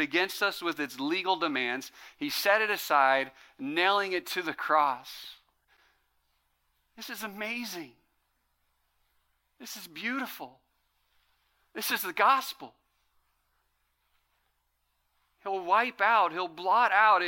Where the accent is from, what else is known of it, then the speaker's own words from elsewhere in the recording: Fresno, California, United States; I grew up in Fresno where it's 110 in the summers